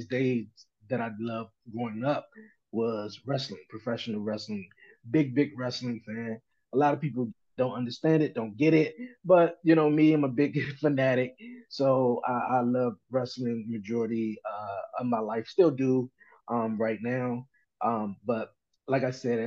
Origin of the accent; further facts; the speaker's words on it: Washington, District of Columbia, United States; I'm from Washington, D.C., born and raised here all my life